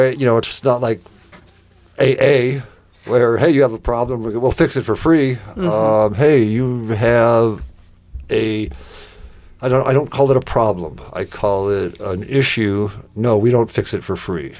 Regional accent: Eastern Washington, United States; I grew up in Eastern Washington

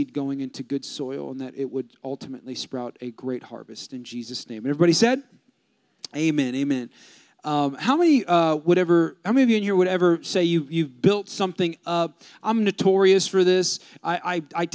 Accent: California, United States; moved away; I'm from California

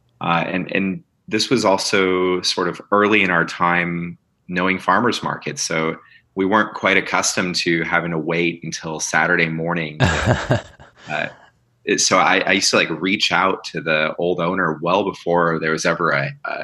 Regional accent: Chicago, Illinois, United States; moved away as an adult; now in Arizona, United States; I grew up in Chicago.

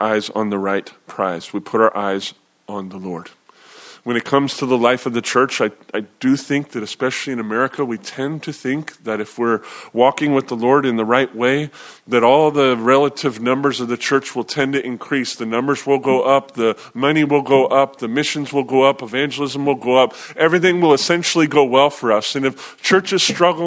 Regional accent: United States; especially as American believers

